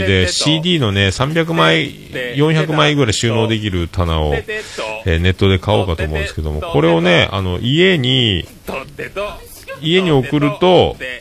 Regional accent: Fukuoka, Japan; now in Yamaguchi, Japan; 僕はほぼ福岡育ち

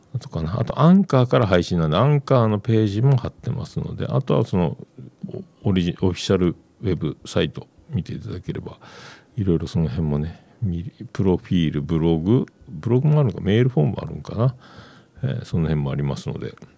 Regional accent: Fukuoka, Japan; also born or lived in Yamaguchi; 僕、九州、山口、福岡、福岡育ちなんで

